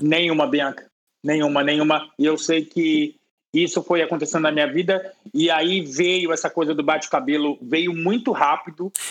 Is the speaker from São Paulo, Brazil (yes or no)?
yes; Brasilândia, São Paulo, Brazil; eu vim é, da Brasilândia, de um bairro humilde